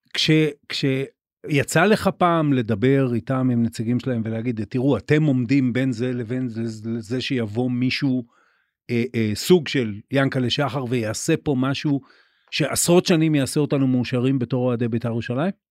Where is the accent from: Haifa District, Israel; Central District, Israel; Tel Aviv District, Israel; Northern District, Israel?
Haifa District, Israel; Haifa; אני אני גדלתי בחיפה אוקיי גדלתי בקריות